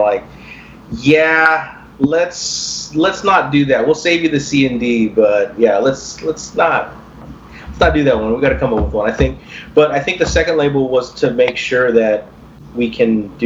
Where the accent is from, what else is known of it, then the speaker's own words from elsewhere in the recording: Corpus Christi, Texas, United States; growing up in Corpus